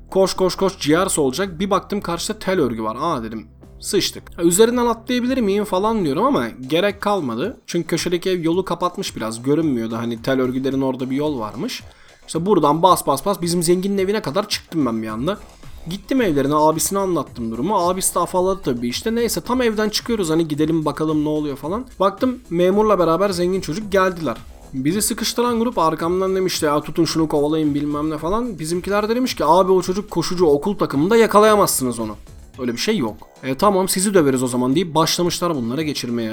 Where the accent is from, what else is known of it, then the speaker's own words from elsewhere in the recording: Buca, İzmir, Turkey; moved away; ben Bucalıyım